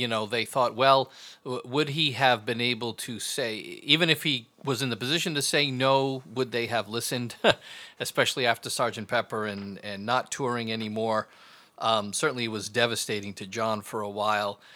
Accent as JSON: {"language": "English", "region": "southeastern Massachusetts", "country": "United States", "tie": "born or raised there", "said": "grew up in southeastern Massachusetts, God's country."}